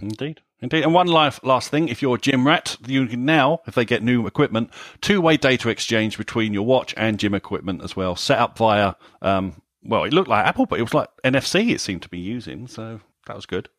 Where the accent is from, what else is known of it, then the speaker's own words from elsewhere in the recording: United Kingdom; we're British here